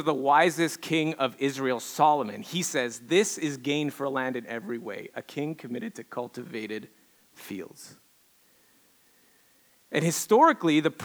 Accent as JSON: {"language": "English", "region": "Quebec", "country": "Canada", "tie": "born or raised there", "moved": "yes", "said": "growing up in Quebec, I grew up in Quebec. I'm your token Canadian hoser, French Canadian hoser"}